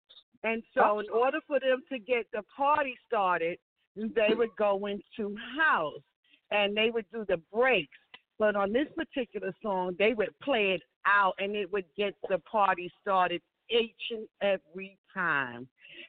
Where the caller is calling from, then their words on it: Pennsylvania, United States; We're calling from Pennsylvania, and we just want to say hi to Robin S.